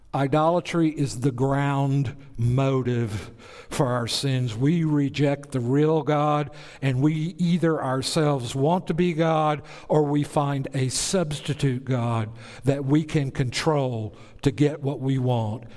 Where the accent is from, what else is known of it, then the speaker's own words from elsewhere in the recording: Bible Belt, the South, United States; I grew up in the Bible Belt.